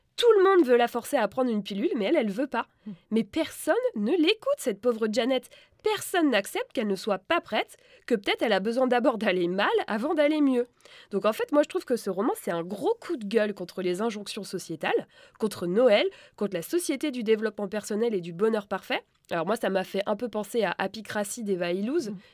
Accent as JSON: {"language": "French", "country": "France", "said": "je suis française"}